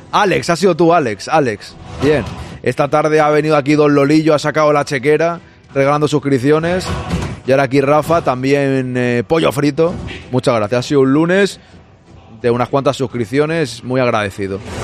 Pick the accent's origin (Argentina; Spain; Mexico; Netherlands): Spain; los que somos españoles jugamos en la selección española